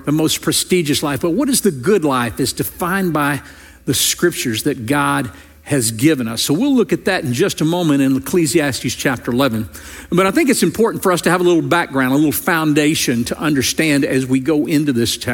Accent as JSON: {"language": "English", "region": "Louisiana", "country": "United States", "tie": "born or raised there", "moved": "yes", "said": "I grew up in Louisiana"}